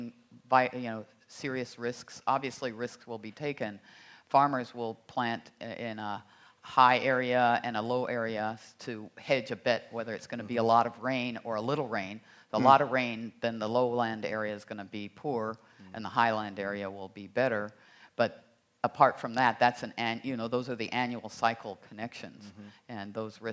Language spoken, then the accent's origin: English; United States; I grew up in the United States